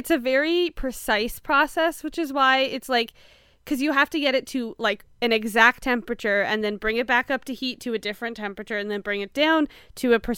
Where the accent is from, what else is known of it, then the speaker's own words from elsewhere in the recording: Canada; I've also don't eat a lot of butter tarts, even though I'm Canadian.